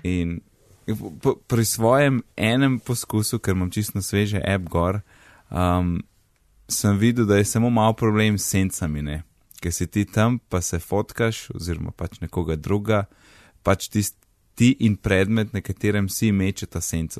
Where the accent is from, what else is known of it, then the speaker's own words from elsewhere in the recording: Kranjska Gora, Upper Carniola, Slovenia; also born or lived in Gozd Martuljek; now in Ljubljana, Slovenia; jaz sem iz Kranske gore